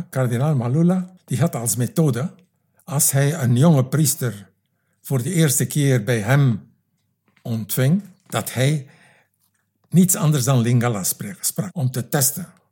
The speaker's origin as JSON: {"language": "Dutch", "town": "Knokke", "region": "Flanders", "country": "Belgium", "also_born_or_lived": "Roeselare / Congo", "moved": "as an adult", "said": "Ik ben opkomstig van Knokken"}